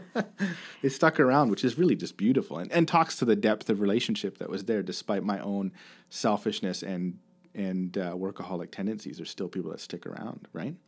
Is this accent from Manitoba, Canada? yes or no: no; Kincardine, Ontario, Canada; also born or lived in Bruce County; I grew up in Kincardine, right, which is about almost two hours from, from Kitchener.